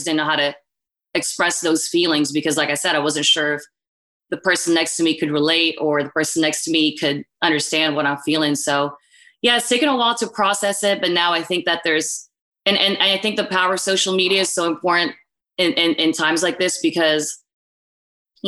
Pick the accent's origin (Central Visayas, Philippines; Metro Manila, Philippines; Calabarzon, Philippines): Metro Manila, Philippines; Manila; moved away; I grew up in Manila